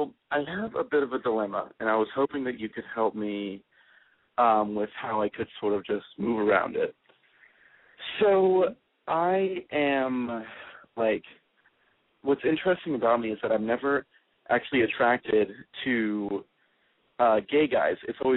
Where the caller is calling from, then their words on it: Washington, District of Columbia, United States; I'm from Washington, D.C., and I'm 18 years old.